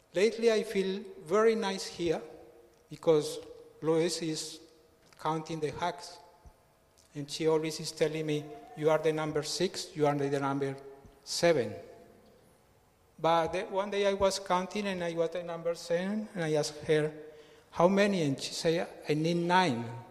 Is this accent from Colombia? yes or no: yes; Colombia; English is a second language; moved away as an adult; now in Australia; I am from Colombia